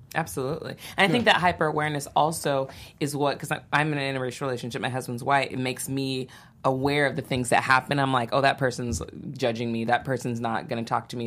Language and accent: English; Santa Barbara, California, United States; I grew up in Santa Barbara.